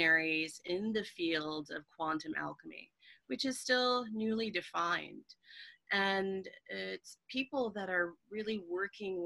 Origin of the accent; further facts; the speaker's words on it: Schenectady, New York, United States; moved away; my hometown, which isn't a big place, but Schenectady, New York